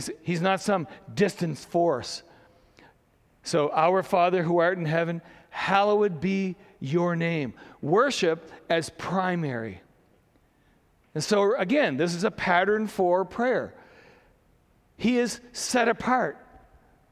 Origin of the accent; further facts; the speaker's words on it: Saint John, New Brunswick, Canada; growing up in St. John